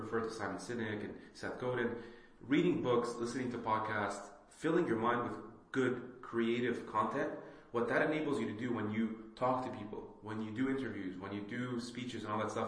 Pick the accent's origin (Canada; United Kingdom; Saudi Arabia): Saudi Arabia; moved away; also born or lived in Lebanon / Bahrain; I also immigrated from Lebanon, right? I grew up in Saudi and I lived in Bahrain